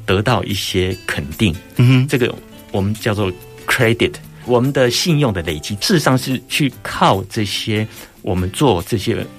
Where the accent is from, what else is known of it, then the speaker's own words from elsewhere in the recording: Hsinchu, Hsinchu City, Taiwan; moved away as an adult; 我本身是新竹人，啊。我从小就在新竹长大的